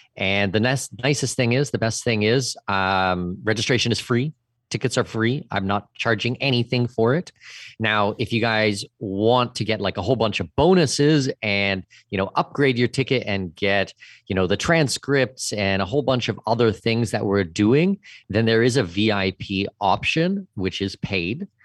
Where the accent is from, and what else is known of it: Southwestern Ontario, Canada; moved away as an adult; also born or lived in Middle East / Brazil